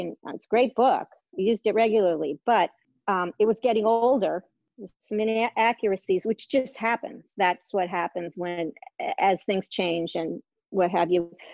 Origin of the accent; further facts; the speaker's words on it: Massachusetts, United States; moved away as an adult; now in Maine, United States; I grew up in Massachusetts um, on a lake